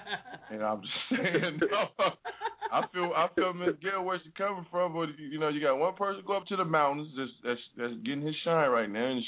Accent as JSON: {"language": "English", "town": "Oakland", "region": "California", "country": "United States", "tie": "born or raised there", "also_born_or_lived": "San Francisco / Sacramento", "said": "because I grew up in East Oakland, and I've lived in San Francisco"}